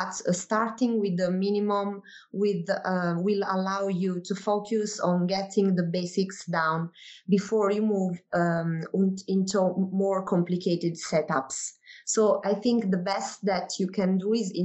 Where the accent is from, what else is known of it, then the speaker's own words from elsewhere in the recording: Naples, Campania, Italy; I come from Naples in southern Italy.